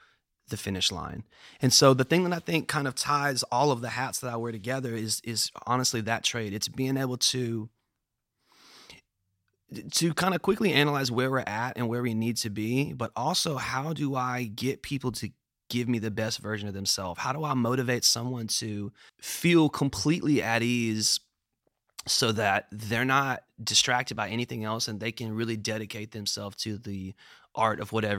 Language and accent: English; Memphis, Tennessee, United States; I am. I was born and raised actually like a block or two away from here. I was born on Nelson, which is right around the corner.